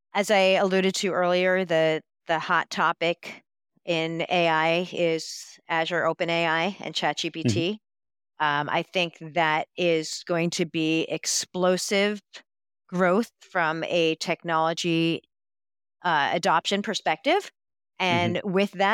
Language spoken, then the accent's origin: English; New York, United States; I'm a New Yorker. I can talk really fast.